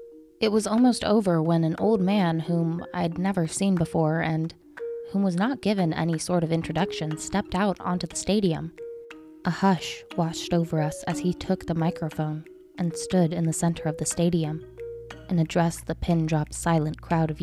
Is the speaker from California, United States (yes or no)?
no; Utah, United States; I grew up in Utah, and therefore, during most of my childhood, I was a devout member of the Mormon Church.